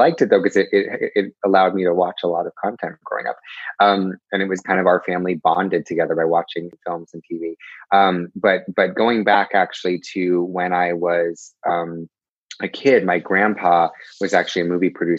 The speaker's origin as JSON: {"language": "English", "region": "California", "country": "United States", "tie": "born there", "also_born_or_lived": "England / Connecticut", "said": "I was born in California, and then I moved to England, and then I moved to Connecticut, and then I moved here."}